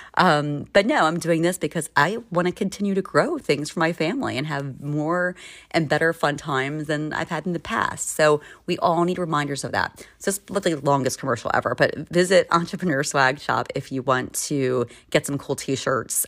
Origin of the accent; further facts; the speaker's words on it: Maryland, United States; now in Philadelphia, United States; where I grew up in Maryland